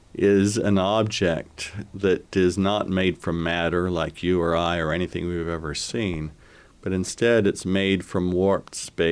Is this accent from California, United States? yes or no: no; Logan, Utah, United States; So I grew up in Logan. When I was small, I thought the most glorious job in the world would be to be a snowplow driver, because in 1948 we had tremendous snows